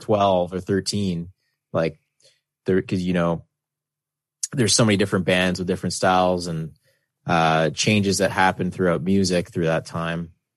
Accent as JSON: {"language": "English", "country": "Canada", "said": "being Canadian"}